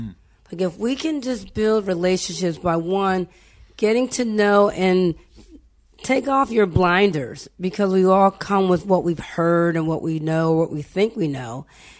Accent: Pittsburgh, Pennsylvania, United States; also born or lived in Las Vegas; I was born and raised in Pittsburgh, a Hill District resident, been a St. Benedict de Moore parishioner for life.

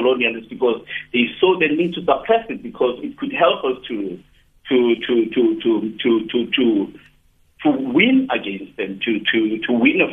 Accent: South Africa; I'm from South Africa

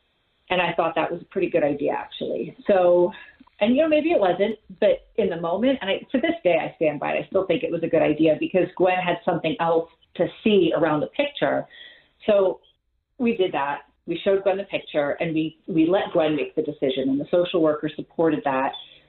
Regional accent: New Jersey, United States; born there; Like, I was born in Jersey, and anything.

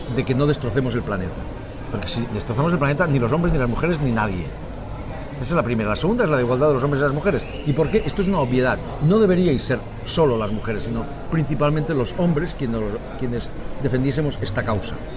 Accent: Spain; now in Catalonia, Spain; los españoles también pensamos

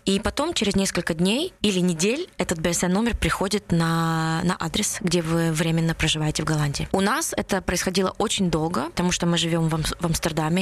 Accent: Vinnytsia, Vinnytsia Oblast, Ukraine; now in Netherlands; Я родилась в Виннице, но с 93 -го года живу здесь, в Нидерландах

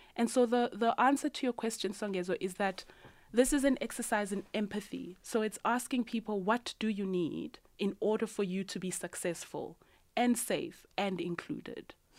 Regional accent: Soweto, Gauteng, South Africa; 5424 is the street number of my childhood home in Orlando East. And if you don't know, Orlando East is a low income community in Soweto. And growing up in Orlando East

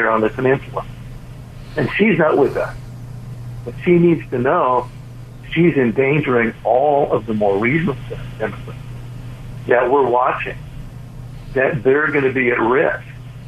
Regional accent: California, United States; I'm a Californian

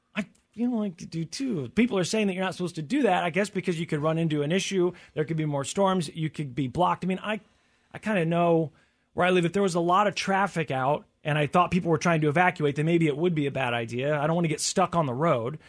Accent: Tornado Alley, United States; growing up in Tornado Alley or whatever, we had tornado warnings a lot as a kid

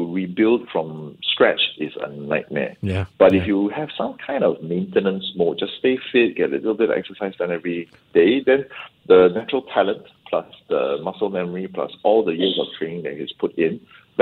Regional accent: Singapore; I think as a Singaporean

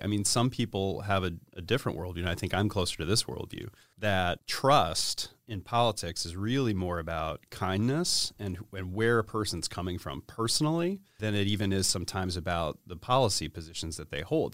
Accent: East Cobb County, Georgia, United States; also born or lived in Sandy Springs, Georgia / Buckhead, Atlanta; I grew up in East Cobb County

